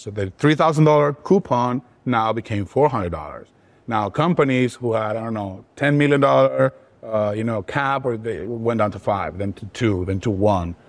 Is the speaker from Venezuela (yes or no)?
yes; Venezuela; I was born and raised in Venezuela, and all throughout my childhood, inflation was a part of things.